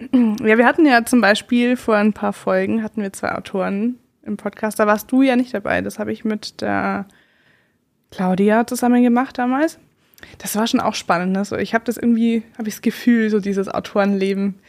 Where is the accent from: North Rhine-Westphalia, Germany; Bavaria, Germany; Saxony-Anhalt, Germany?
Bavaria, Germany; Upper Palatinate; ich komme sogar aus der Oberpfalz